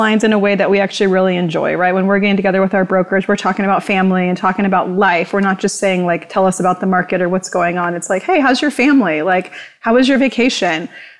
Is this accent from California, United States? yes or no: yes; Orange County, Southern California, United States; I grew up here in Southern California in Orange County